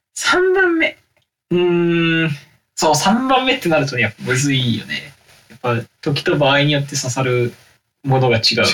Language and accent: Japanese; Kurume, Fukuoka, Japan; 僕たちの地元である福岡県久留米市